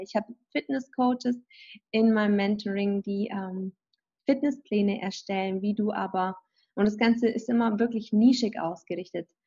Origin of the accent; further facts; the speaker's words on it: Kaufbeuren, Bavaria, Germany; moved away as an adult; now in Los Angeles, United States; ich komme ja aus Kaufbeuren, aber der ursprüngliche Ort in Kaufbeuren gibt es mal ein kleines Dorf und da bin ich aufgewachsen, in Hirschzell mit 2100 Einwohnern